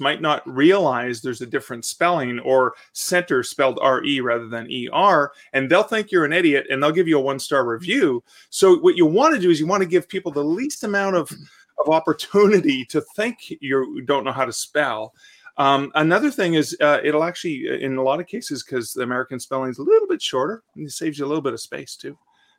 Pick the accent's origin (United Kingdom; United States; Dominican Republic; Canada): Canada; I say that as a Canadian